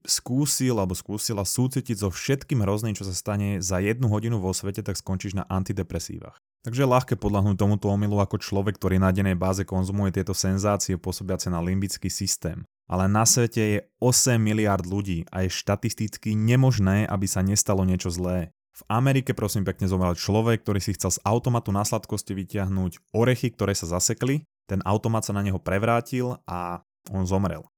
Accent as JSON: {"language": "Slovak", "country": "Slovakia", "said": "u nás na Slovensku"}